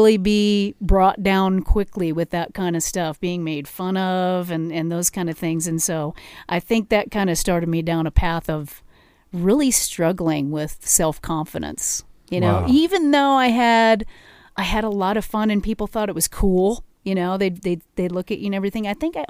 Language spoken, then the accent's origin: English; Arvada, Colorado, United States; also born or lived in Wheat Ridge; yeah, Wheat Ridge. I was born in Wheat okay. Ridge, grew up in Arvada.